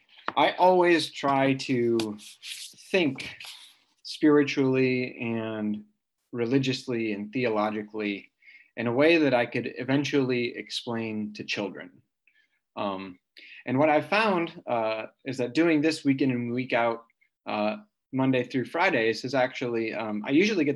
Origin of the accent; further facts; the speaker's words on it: Midwest, United States; also born or lived in East Coast / South; now in California, United States; And so I am a Midwesterner, turned East Coaster, turned Southerner, and now a Californian.